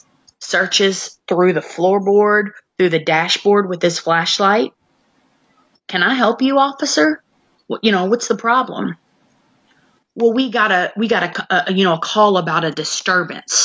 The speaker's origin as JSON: {"language": "English", "town": "Clarksville", "country": "United States", "tie": "born or raised there", "said": "this is my hometown, where both of them went to school. Clarksville is not a big place"}